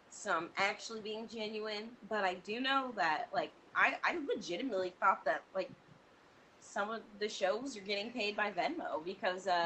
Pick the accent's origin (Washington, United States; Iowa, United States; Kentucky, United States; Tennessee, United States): Washington, United States; Everett; born or raised there